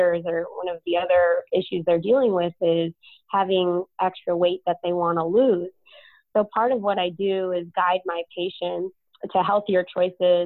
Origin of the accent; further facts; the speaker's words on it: Chicago, Illinois, United States; moved away as an adult; now in San Antonio, United States; I'm originally from Chicago